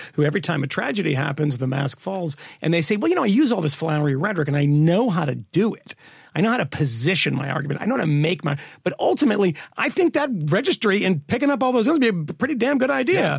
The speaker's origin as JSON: {"language": "English", "region": "Massachusetts", "country": "United States", "tie": "born or raised there", "said": "I grew up in Massachusetts."}